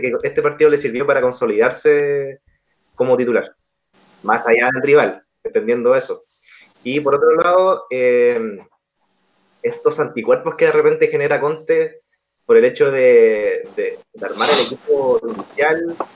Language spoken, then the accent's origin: Spanish; Chile; acá como chileno